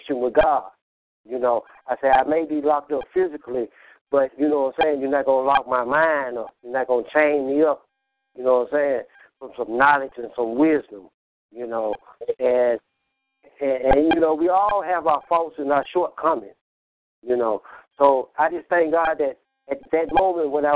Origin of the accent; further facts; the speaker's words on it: Memphis, Tennessee, United States; accent: southern; also born or lived in Illinois; I was born in Illinois, Illinois. I've been living in Memphis for 40 years